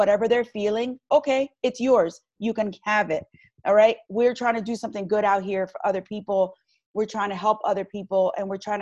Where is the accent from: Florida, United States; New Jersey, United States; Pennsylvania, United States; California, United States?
New Jersey, United States; Long Branch; I was born and raised in Long Branch